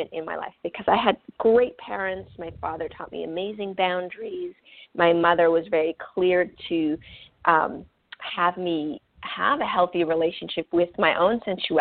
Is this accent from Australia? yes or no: no; central Canada, Canada; first language French; English is a second language; when I was about 3, my parents relocated to the central part of Canada, and we lived on Native reservations